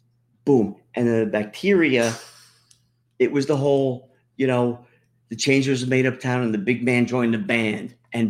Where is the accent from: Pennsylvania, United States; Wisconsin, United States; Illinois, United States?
Pennsylvania, United States; growing up in Pennsylvania